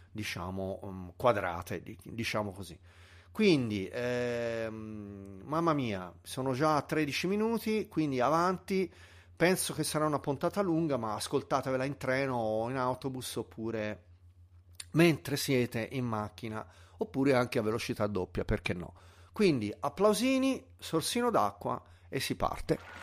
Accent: Tuscany, Italy; sono un toscano purista della lingua

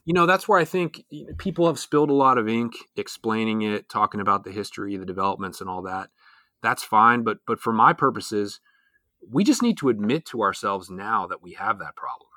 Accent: Pennsylvania, United States; here in my home state of Pennsylvania

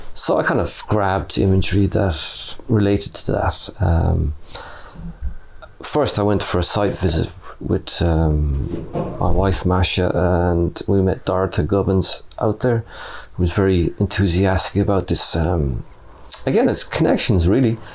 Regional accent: Clare, Munster, Ireland; moved away as an adult; also born or lived in Limerick; now in Cork, Ireland; I'm originally from Clare. I moved down to Cork City in 2005 after graduating as a mature student from Limerick Art College.

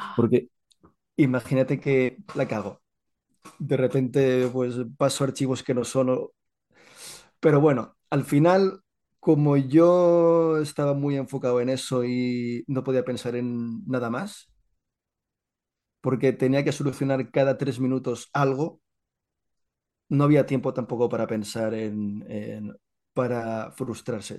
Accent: Catalonia, Spain; Yo soy catalán, soy catalán

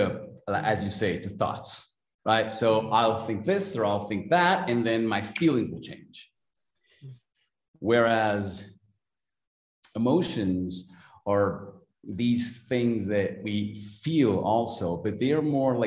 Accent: Mexico City, Mexico; I'm from Mexico City, Mexico

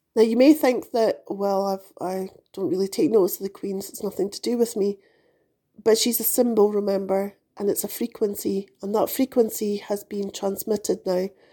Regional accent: United Kingdom; moved away as an adult; also born or lived in United States; I was born into a monarchy

